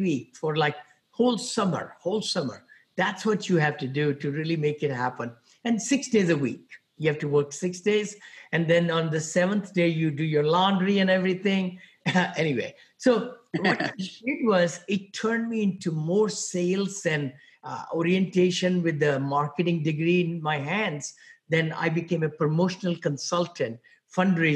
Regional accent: India; moved away as an adult; also born or lived in Ohio / San Francisco area, California; now in San Francisco, United States; I'm from India originally. I came out here about 40 some years back with $7

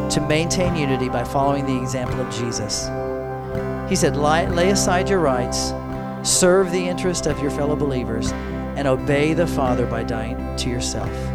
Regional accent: United States; we are, are all American citizens

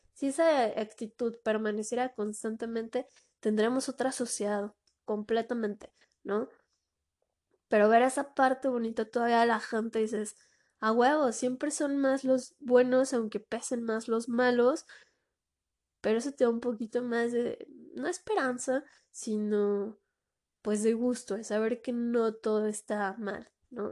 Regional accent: Mexico; de aquí en mi país

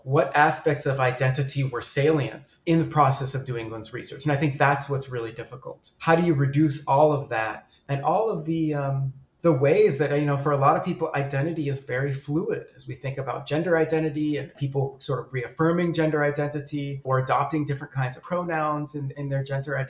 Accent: United States; accent: American; also born or lived in Sudan; I speak Arabic with a very American accent, very Americanized, because I moved to the United States as a child

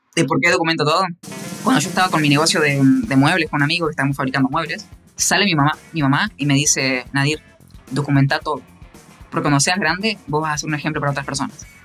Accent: Concepción del Uruguay, Entre Ríos, Argentina; yo soy argentino

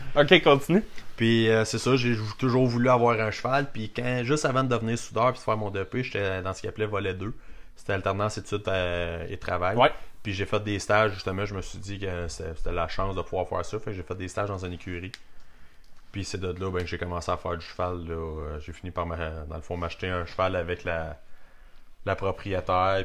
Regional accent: Saint-Félix-de-Kingsey, Quebec, Canada; also born or lived in Warwick, Quebec; now in Drummondville, Canada; on a déménagé à Saint-Félix de Kingsey. Où ce que, dans le fond, les parents à mon père étaient. Mon père lui travaillait là-bas, fait qu'on a passé encore pas mal de temps, quasiment un autre 7 ans là-bas

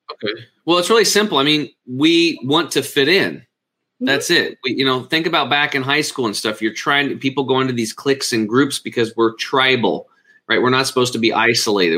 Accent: Eastern Oregon, United States; born or raised there

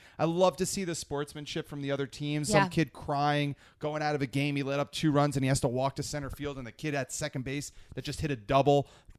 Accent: northeastern New Jersey, United States; I'm from New Jersey.

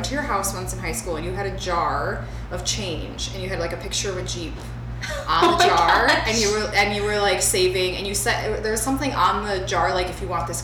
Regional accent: Michigan, United States; born or raised there

